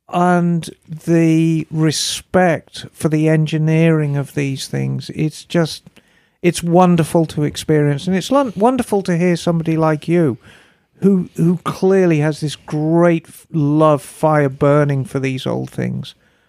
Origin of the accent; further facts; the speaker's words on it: England, United Kingdom; moved away; as an English woman who's a little older than you